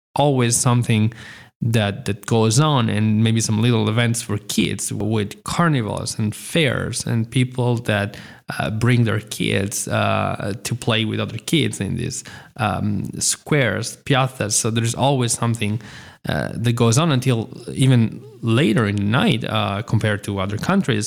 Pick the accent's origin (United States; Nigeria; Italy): Italy; even if I was born in Italy and I've lived in Italy for a very long time